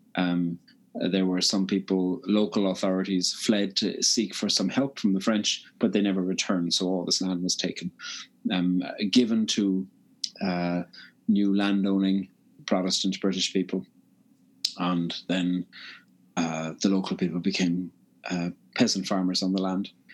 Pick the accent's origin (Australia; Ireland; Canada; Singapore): Ireland; Cork, Munster; now in Belfast, United Kingdom; living in Belfast, I'm from Cork on the very south coast, but living in Belfast